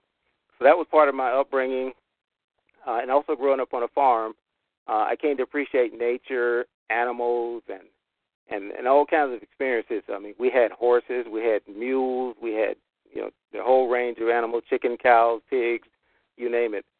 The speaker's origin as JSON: {"language": "English", "town": "Clarkton", "region": "North Carolina", "country": "United States", "tie": "born or raised there", "said": "I was born and raised in North Carolina, had a southern farm experience growing up on a tobacco farm in a little town called Clarkton"}